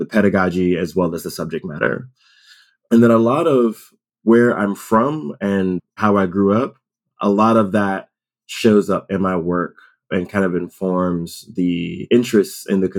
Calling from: Cambridge, Massachusetts, United States; also born or lived in Somerville; I am calling from Cambridge, Massachusetts. I'm about 20 minutes walking distance from the Harvard GSD. I live in Somerville.

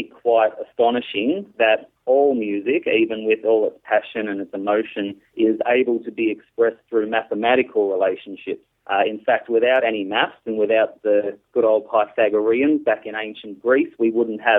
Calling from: Australia; I'm …, and I'm calling from Australia.

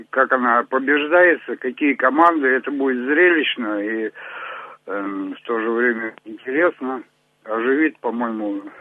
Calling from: Zheleznogorsk, Krasnoyarsk Krai, Russia; я из Железногорска.

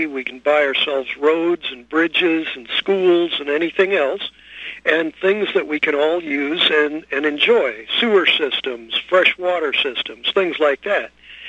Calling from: San Francisco, California, United States; I'm calling you from San Francisco.

